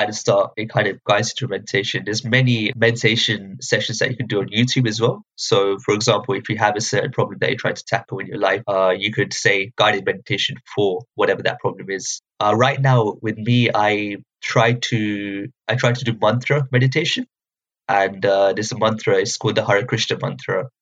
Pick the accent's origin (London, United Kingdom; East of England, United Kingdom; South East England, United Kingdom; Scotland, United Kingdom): East of England, United Kingdom; Luton; when I was growing up, I'm from Luton.